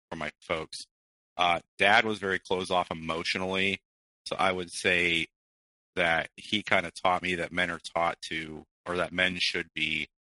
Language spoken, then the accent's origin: English; Midwest, United States; born there; I was born in the Midwest.